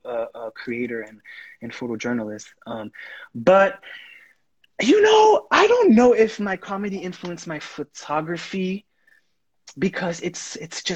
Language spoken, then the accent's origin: English; Haiti; first language Haitian Creole; English is a second language; now in United States; I'm Haitian. Like, I grew up in Haiti. I speak the language.